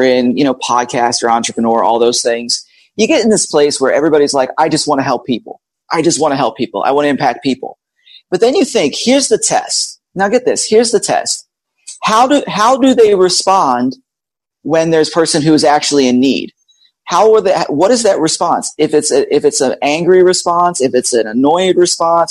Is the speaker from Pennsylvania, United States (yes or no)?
yes; Philadelphia, Pennsylvania, United States; moved away as an adult; also born or lived in Georgia / Tennessee / Florida; now in Orlando, United States; I'm actually was born and raised in Philadelphia